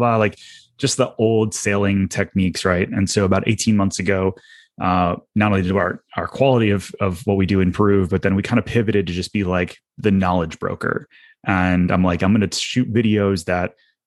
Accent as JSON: {"language": "English", "town": "Detroit", "region": "Michigan", "country": "United States", "moved": "yes", "lives_now": "Orlando, United States", "said": "I'm not originally from Orlando. And so I'm from Detroit originally"}